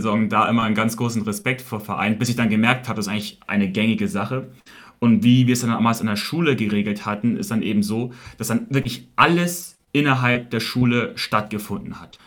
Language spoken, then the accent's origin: German; Shanghai, China; moved away as an adult; also born or lived in Beijing, China; now in Munich, Germany; Ich wurde in China geboren, genau gesagt in Shanghai. Bin dann sehr früh nach Peking gezogen, war dort sechs Jahre, dann wieder zurück nach Shanghai gezogen und dann bin dann wirklich, man kann so sagen, in Shanghai aufgewachsen